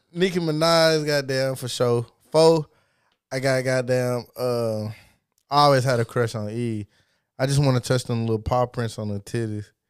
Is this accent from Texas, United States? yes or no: yes; Texas, United States; I'm from Texas